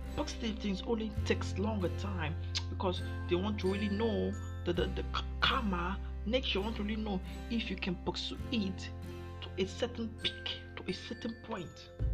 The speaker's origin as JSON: {"language": "English", "country": "Nigeria", "said": "I'm from Nigeria"}